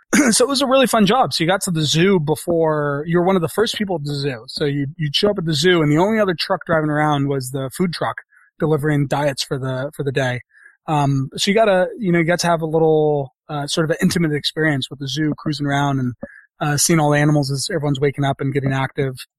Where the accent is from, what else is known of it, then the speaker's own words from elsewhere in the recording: San Francisco, California, United States; fortunate enough to be growing up in San Francisco